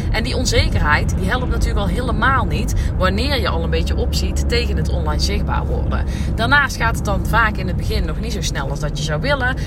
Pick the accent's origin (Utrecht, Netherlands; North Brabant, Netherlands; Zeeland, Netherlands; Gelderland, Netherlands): North Brabant, Netherlands; accent: Brabantse accent; mijn Brabantse accent